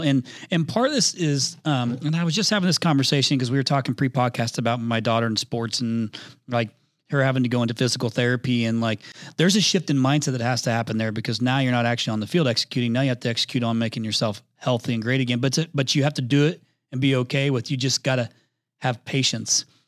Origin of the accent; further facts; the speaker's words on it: Indiana, United States; I'm from Indiana originally